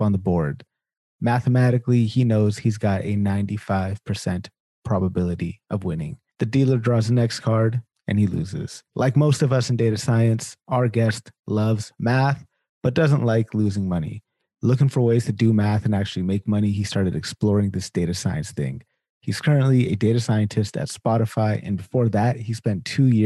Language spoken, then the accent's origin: English; Sacramento, California, United States; I'm born and raised in Sacramento